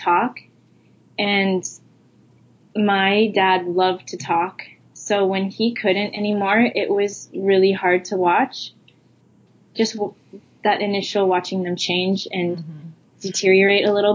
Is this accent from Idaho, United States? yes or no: yes; Idaho, United States; now in Hawaii, United States; I'm from Idaho originally.